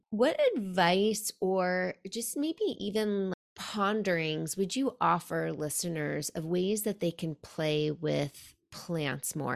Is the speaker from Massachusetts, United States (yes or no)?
no; Manhattan, New York, United States; also born or lived in Pacific Northwest; being born and raised in Manhattan and just recently being back there, it's like, oh, there's nothing like New York. New York is one of a kind. It will always be in my blood.